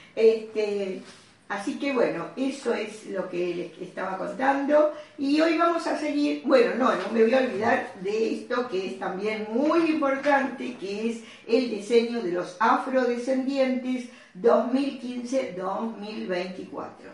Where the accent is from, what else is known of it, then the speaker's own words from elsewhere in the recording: Argentina; mi padre argentino. Yo nací en Argentina